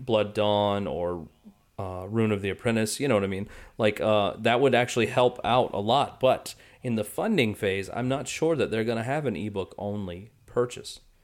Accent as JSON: {"language": "English", "country": "United States", "said": "I'm from the United States"}